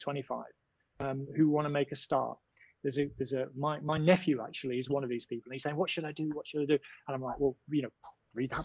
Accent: United Kingdom; I'm British.

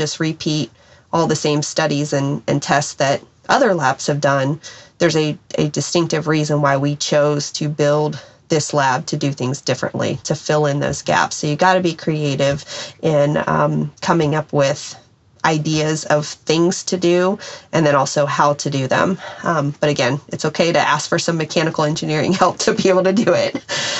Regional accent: Wichita, Kansas, United States; born there; So I was born in Wichita, which has lots of ties to aviation, Boeing, Beach.

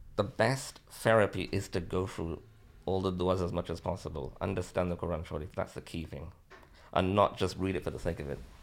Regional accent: Liverpool, North West England, United Kingdom; also born or lived in Bangladesh; I'm born in Bangladesh, came here when I was nine months old, living in Liverpool since, uh, nineteen seventy-eight.

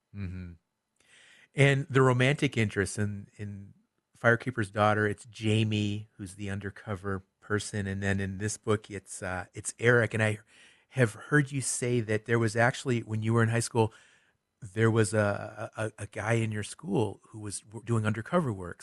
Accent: Michigan, United States; spent a lot of time growing up in Michigan

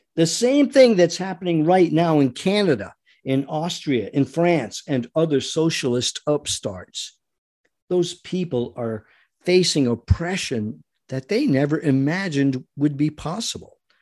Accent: Rhode Island, United States; moved away; I was born and raised in Rhode Island, by the way, so I am very familiar with the Eastern mentality

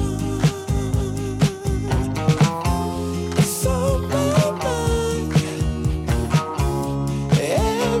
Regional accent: New York City, New York, United States; I'm from Brooklyn.

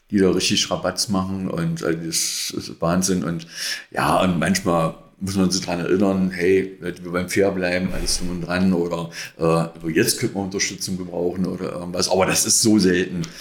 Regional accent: Magdeburg, Saxony-Anhalt, Germany; aber als Magdeburger oder Magdeburger natürlich für Fußball, Handball

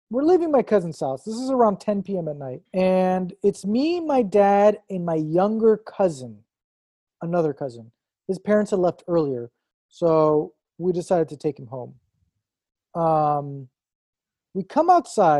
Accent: Long Beach, California, United States; also born or lived in Iran; I grew up in Long Beach

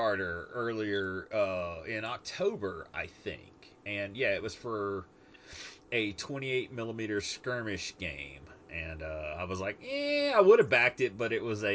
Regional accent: United States; I'm an American

